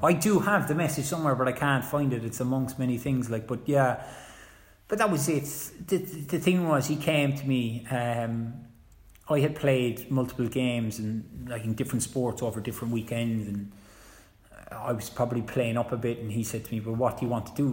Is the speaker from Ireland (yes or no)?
yes; Cork, Munster, Ireland; moved away; I came from Cork, down you know Rochestown